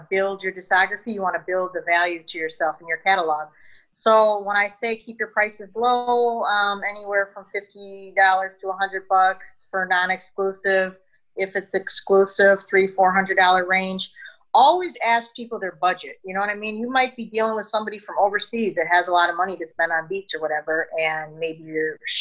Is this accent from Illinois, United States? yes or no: yes; Chicago, Illinois, United States; moved away; also born or lived in DC, Virginia area; I'm originally from Chicago.